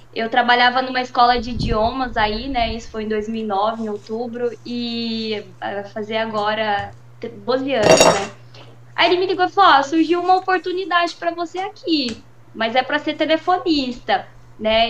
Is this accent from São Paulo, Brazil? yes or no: yes; São José do Rio Pardo, São Paulo, Brazil; accent: rolled R (puxar o R); now in Campinas, Brazil; eu sou aí de São José do Rio Pardo, né? Hoje eu moro aqui em Campinas. Tô fazendo questão de puxar um pouquinho o R aí